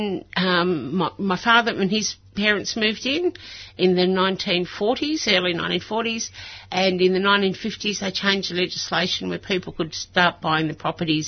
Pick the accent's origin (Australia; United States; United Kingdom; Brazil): Australia; Melbourne, Victoria; Yes, I grew up in Middle Park.